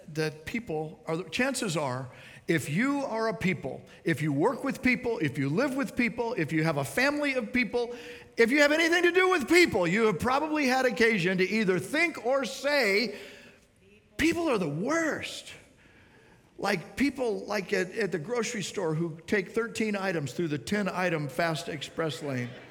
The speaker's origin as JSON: {"language": "English", "town": "Miami", "region": "Florida", "country": "United States", "said": "I'm from Miami"}